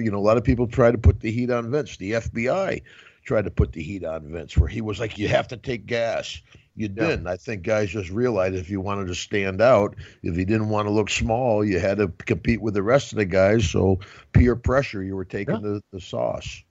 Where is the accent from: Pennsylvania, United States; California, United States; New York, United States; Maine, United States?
New York, United States; Glens Falls; I was right here in Albany, New York, you know, 60 miles from my hometown